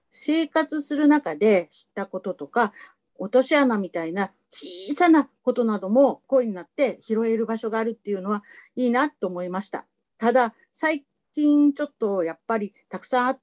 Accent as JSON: {"language": "Japanese", "region": "Saitama", "country": "Japan", "tie": "born or raised there", "also_born_or_lived": "Kyushu", "said": "両親は2人とも九州の生まれで、私も九州で生まれましたが、100%の埼玉育ちです。"}